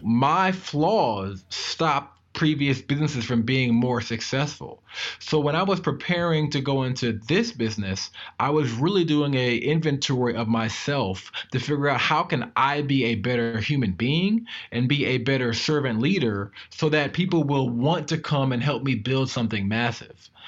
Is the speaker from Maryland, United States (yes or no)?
yes; Maryland, United States; I am from Maryland